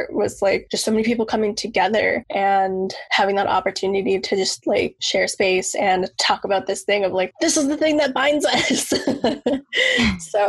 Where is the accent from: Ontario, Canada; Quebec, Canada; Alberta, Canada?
Alberta, Canada; Maskwacis; moved away as an adult; also born or lived in Ponoka, Alberta; now in Toronto, Canada; So I'm originally from Alberta. I grew up in Muscatine for the first bit of my life, which is my reserve. And then around grade 6, moved